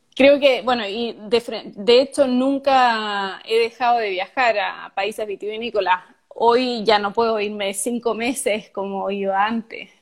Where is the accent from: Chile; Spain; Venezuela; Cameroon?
Chile; southern Chile; yo nací en el, y viví siempre en el sur de Chile